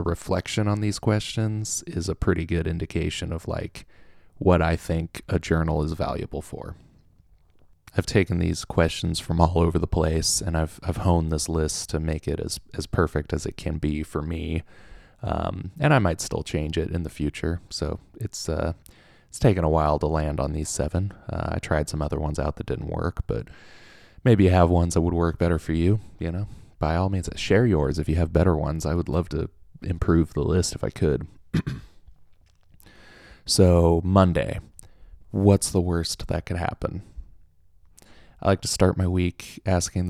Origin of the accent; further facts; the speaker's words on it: Southern Orange County, California, United States; now in Oklahoma, United States; I'm from Southern Orange County